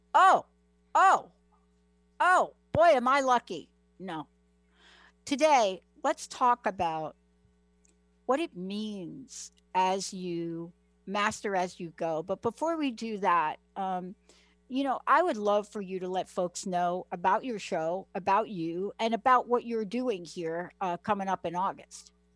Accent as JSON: {"language": "English", "country": "United States", "tie": "born or raised there", "said": "I grew up in New York, New Jersey"}